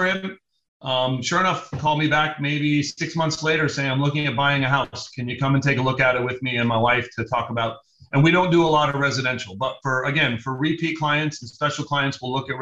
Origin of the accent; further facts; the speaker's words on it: Los Angeles, California, United States; I grew up in Venice Beach. It's my hometown